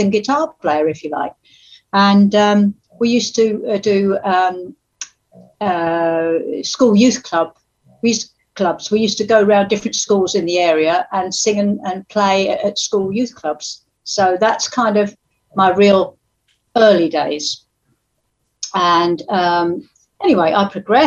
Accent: Chelmsford, East of England, United Kingdom; I come from Chelmsford in Essex

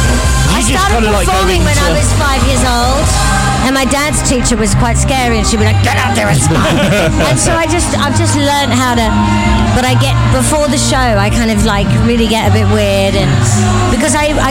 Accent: Australia; So I am Australian.

